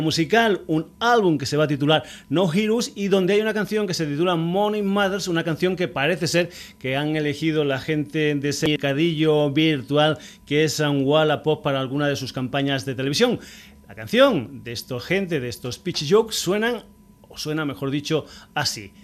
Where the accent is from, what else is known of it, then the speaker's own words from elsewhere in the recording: Burguillos del Cerro, Extremadura, Spain; un dicho de mi tierra, de Extremadura. Yo soy de un pueblecito que se llama Burguillos del Cerro